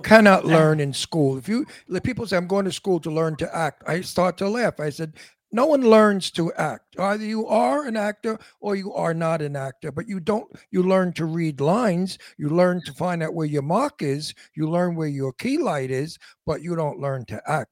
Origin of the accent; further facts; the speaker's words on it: New York City, New York, United States; accent: antique Brooklyn; My Brooklyn accent is called antique Brooklyn